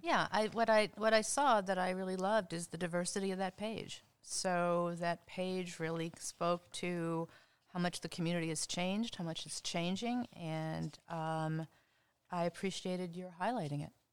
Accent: Cleveland, Ohio, United States; moved away as an adult; also born or lived in Cincinnati; I am from Cleveland.

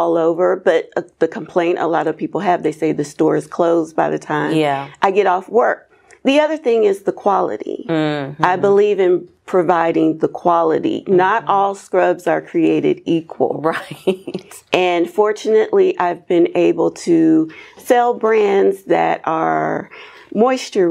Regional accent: Dayton, Ohio, United States; now in Atlanta, United States; I'm from Dayton, Ohio. I would fly home regularly.

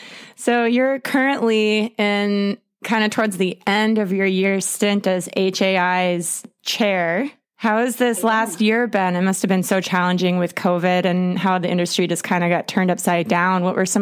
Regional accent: Atlanta, Georgia, United States; moved away; I'm actually from Atlanta

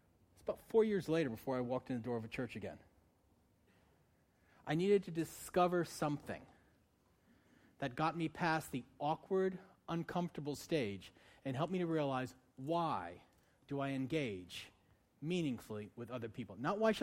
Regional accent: Northeast, United States; moved away; I'm from the Northeast.

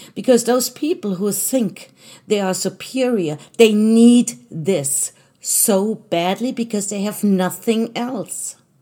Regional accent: Germany; moved away as an adult; now in United States; I was born in Germany. I was actually German. Now I'm American, but, um, I'm an American citizen, but I was German for most of my life

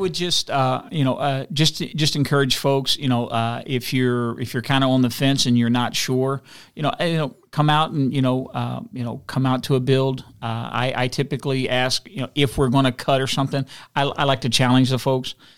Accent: Elyria, Ohio, United States; also born or lived in West Virginia; I grew up on West Side of Elyria

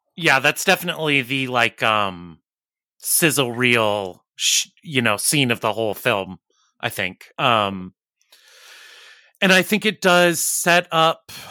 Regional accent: Arizona, United States; moved away; I'm originally from Arizona

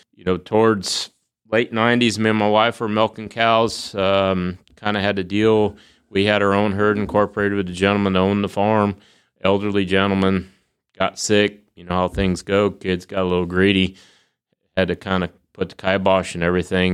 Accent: Marbledale, Connecticut, United States; I grew up in Northwest Connecticut, a little town called Marbledale

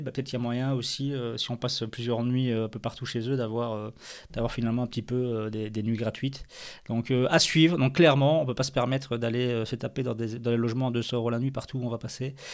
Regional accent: Belgium; en tant que bon belge

